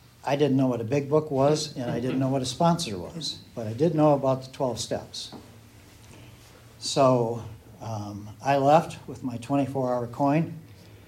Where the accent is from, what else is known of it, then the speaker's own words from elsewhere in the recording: Southern Michigan, United States; moved away; I'm from Southern Michigan originally